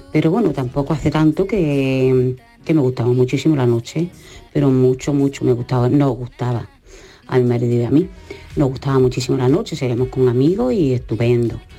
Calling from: Jaén, Andalusia, Spain; de Jaén.

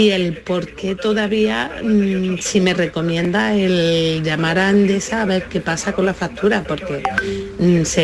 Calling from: Córdoba, Andalusia, Spain; Hola, buenos días. … de Córdoba.

